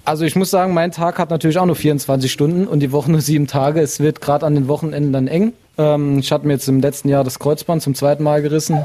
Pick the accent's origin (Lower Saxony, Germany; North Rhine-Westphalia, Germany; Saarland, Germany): Saarland, Germany; Bübingen; bin gebürtiger Bübinger